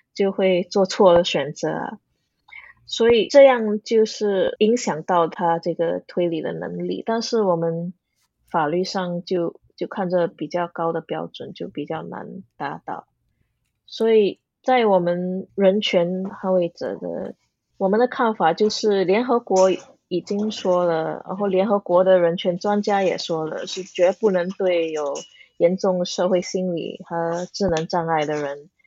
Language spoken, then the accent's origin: Chinese; Singapore; moved away as an adult; also born or lived in New Zealand / Wales; 我是土生土长的新加坡人啊，就在新加坡读小学、中学